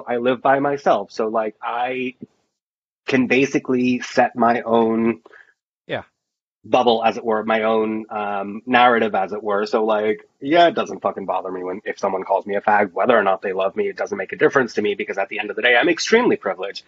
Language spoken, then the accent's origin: English; Florida, United States; accent: Jersey; I grew up in Florida